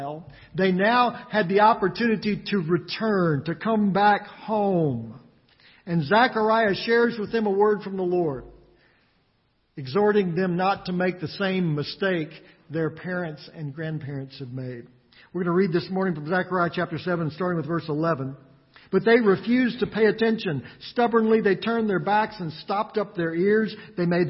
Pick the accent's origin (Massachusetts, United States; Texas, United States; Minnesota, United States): Texas, United States; West; Growing up in West Texas